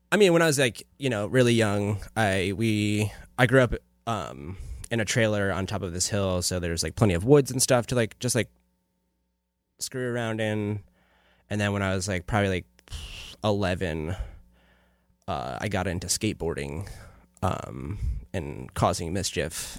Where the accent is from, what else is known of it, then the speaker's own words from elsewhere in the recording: Afton, New York, United States; moved away; I'm originally from a tiny, no stoplight town in upstate New York